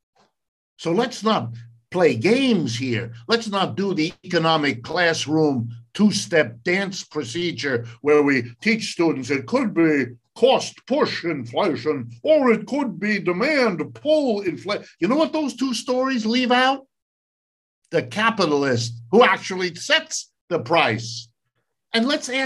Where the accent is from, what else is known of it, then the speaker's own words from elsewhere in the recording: Ohio, United States; first language French and German; also born or lived in California; now in East Coast, United States; I was born in Ohio. I've lived and worked all my life in the United States.